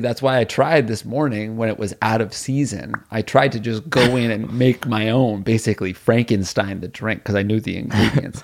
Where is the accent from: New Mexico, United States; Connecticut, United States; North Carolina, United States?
Connecticut, United States; New Haven; moved away; also born or lived in New York City; where we grew up in New Haven